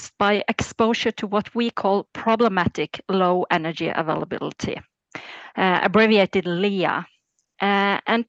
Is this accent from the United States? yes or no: no; Norway; I'm born and raised in Norway, where I still live.